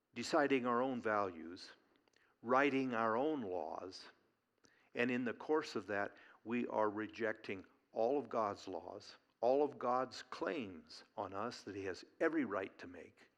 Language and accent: English; Eugene, Oregon, United States; growing up in Eugene, Oregon